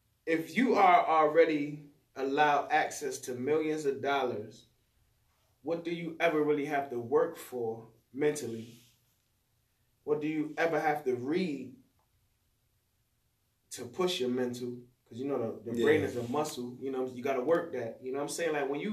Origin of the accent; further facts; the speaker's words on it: Atlanta, Georgia, United States; Oh, I'm from Atlanta, man. I used to wear the Gucci hat.